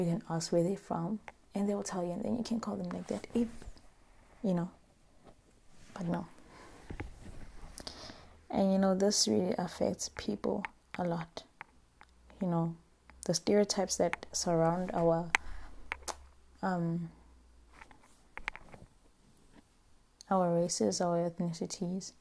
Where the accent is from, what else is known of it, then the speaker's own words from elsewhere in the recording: Limpopo, South Africa; I am from Limpopo because I am proud. I am from there and I'm proud of that.